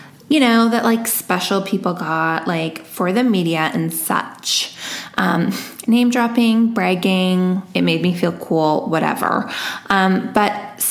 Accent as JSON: {"language": "English", "town": "Vancouver", "region": "British Columbia", "country": "Canada", "tie": "born or raised there", "said": "it's my hometown"}